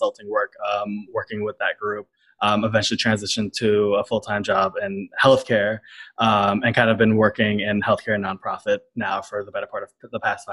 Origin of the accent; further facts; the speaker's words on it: New York City, New York, United States; the environment I grew up in. So I'm from Brooklyn, and a neighborhood called Coney Island